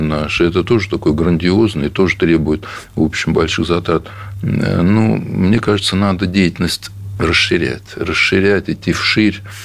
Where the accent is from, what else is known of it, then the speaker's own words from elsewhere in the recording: Oryol Oblast, Russia; я из Орловской области